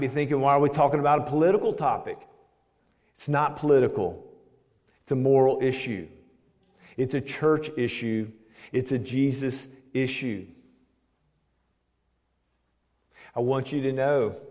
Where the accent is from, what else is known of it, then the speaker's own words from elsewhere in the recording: Nashville, Tennessee, United States; also born or lived in Knoxville / Franklin; now in Smyrna, United States; I'm from right here, believe it or not. I'm an old Nashvilleian. I've been here for over 50 years. I grew up in South Nashville